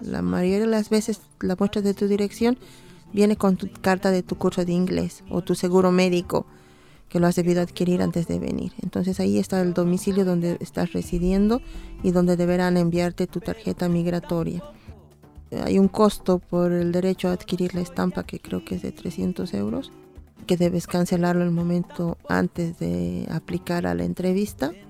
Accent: Bolivia; now in Dublin, Ireland; Soy boliviana irlandesa y vivo aquí ya desde, en Dublín desde hace 15 años.

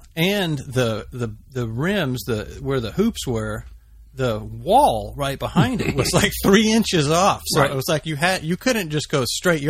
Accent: Los Angeles, California, United States; also born or lived in Glendale, California / Humboldt County, California; I'm a fourth generation Angeleno. And my son's fifth. So I was born in Glendale and then grew up in L.A., all over L.A.

